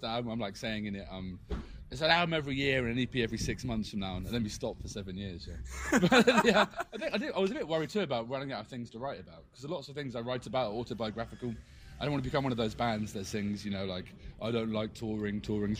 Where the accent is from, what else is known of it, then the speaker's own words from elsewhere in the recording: Bournemouth, South West England, United Kingdom; also born or lived in South London; I'm from Bournemouth, south of England, but we're part of that South London scene for a long time